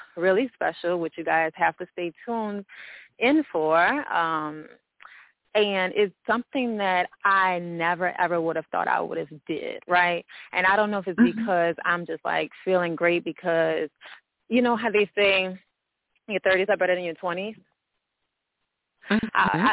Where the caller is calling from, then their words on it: New Orleans, Louisiana, United States; I'm calling from New Orleans, Louisiana